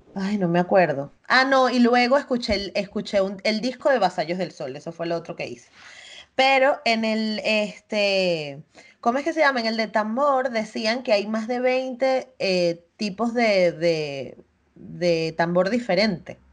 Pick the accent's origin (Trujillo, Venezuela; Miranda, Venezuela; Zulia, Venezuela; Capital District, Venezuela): Miranda, Venezuela; Chirimena; moved away as an adult; yo crecí en Chirimena toda mi vida